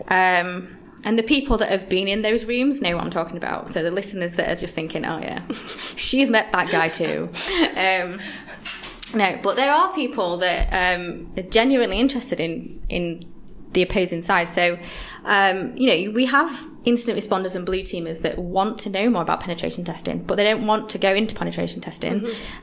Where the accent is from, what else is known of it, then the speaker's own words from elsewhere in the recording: Yorkshire and the Humber, United Kingdom; now in London, United Kingdom; when I first came to London, I'm from Yorkshire originally